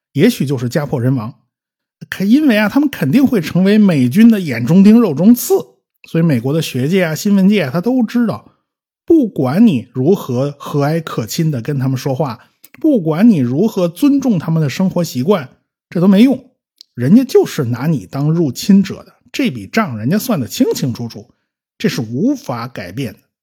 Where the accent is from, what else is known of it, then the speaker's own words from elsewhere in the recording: China; 我们中国人都懂啊